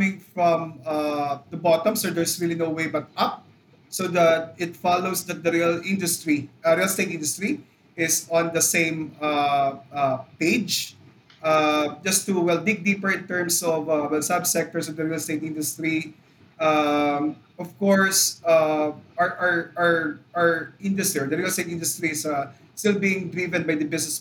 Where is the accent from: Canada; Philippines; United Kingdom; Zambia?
Philippines